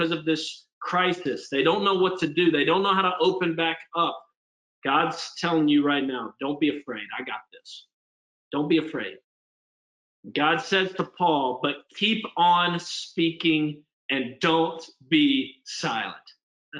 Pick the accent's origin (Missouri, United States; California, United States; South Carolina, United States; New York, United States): South Carolina, United States; Spartanburg; moved away as an adult; also born or lived in New Orleans, Louisiana; now in Pittsburgh, United States; I'm up in Spartanburg and end up, cruising through high school